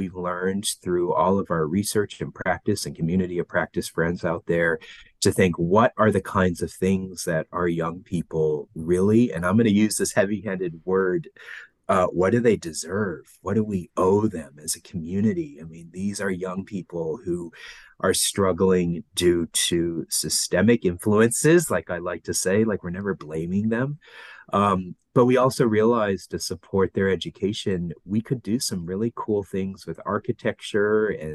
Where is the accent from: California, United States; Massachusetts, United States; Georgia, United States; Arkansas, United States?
California, United States; Los Angeles; moved away as an adult; also born or lived in Vietnam / New York City; now in Melbourne, Australia; I was born in Vietnam, raised in Los Angeles. So that's where my accent comes from